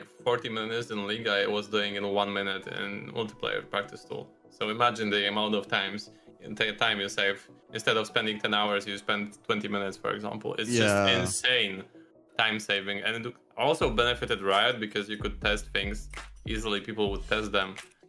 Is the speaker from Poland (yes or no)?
yes; Poland; I'm from Poland.